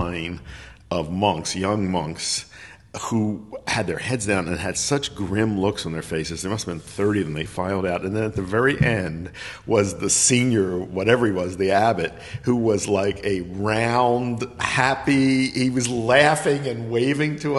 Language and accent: English; Philadelphia, Pennsylvania, United States; moved away; I grew up in Philadelphia.